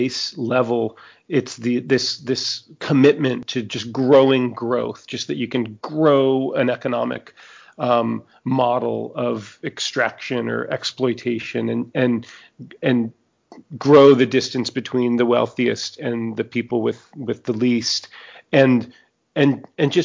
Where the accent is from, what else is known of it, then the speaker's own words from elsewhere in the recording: New Orleans, Louisiana, United States; my hometown of New Orleans